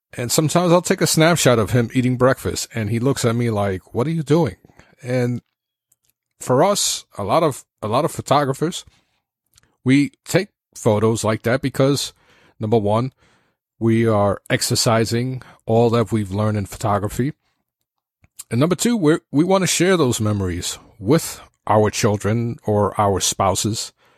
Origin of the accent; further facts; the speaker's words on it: New York City, New York, United States; I'm from New York City